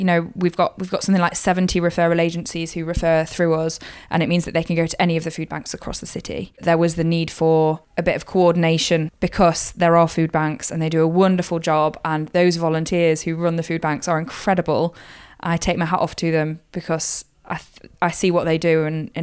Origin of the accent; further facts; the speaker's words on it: Kirkby in Ashfield, East Midlands, United Kingdom; moved away as an adult; now in Sunderland, United Kingdom; I'm originally from Kirkby in Ashfield, which is a small town just north of Nottingham. And I grew up there till I was 18.